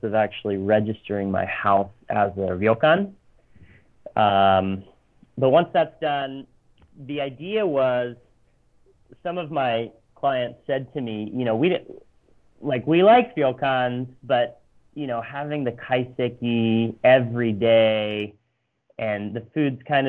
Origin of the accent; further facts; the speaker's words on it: Japan; also born or lived in Tokyo / Ueda, Nagano; I grew up partly in Tokyo and then partly in Nagano Prefecture as well